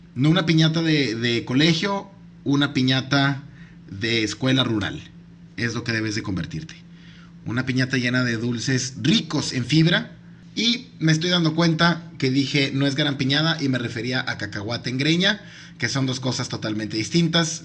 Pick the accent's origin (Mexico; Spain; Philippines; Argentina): Mexico; soy mexicano